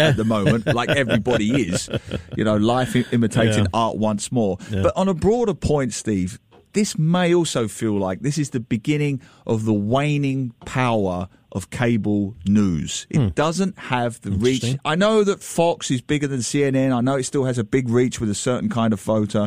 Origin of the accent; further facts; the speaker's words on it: London, United Kingdom; now in Singapore; I was born opposite Highgate Cemetery